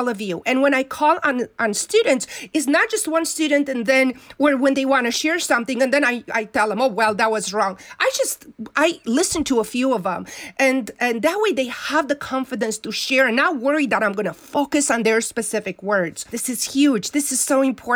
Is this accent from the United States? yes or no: no; Romania; moved away; growing up in Romania, we didn't have books